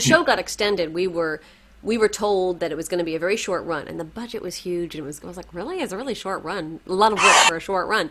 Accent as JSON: {"language": "English", "region": "New York", "country": "United States", "tie": "born or raised there"}